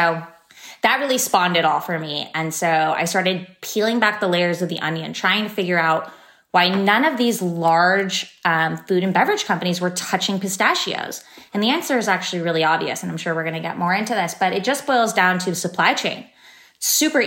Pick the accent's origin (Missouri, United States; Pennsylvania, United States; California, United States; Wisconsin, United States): California, United States; San Francisco; I grew up in San Francisco.